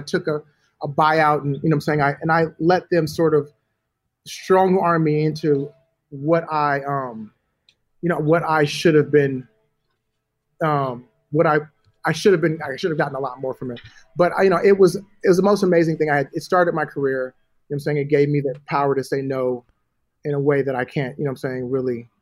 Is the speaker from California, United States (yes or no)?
yes; Los Angeles, California, United States; also born or lived in Atlanta; I'm from LA. I'm from Hollywood